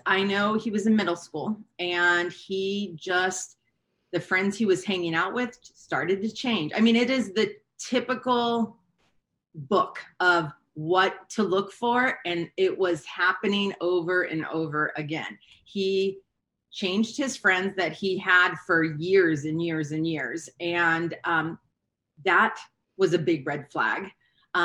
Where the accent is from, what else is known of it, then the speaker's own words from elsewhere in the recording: Hawaii, United States; moved away; also born or lived in California; I grew up in Hawaii